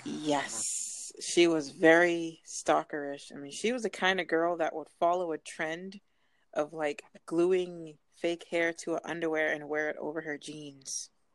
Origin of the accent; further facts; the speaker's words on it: Massachusetts, United States; I'm out from Massachusetts